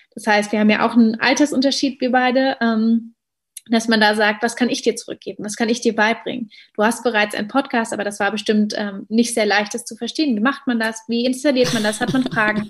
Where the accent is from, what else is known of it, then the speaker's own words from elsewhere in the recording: Berlin, Germany; als gebürtige Berlinerin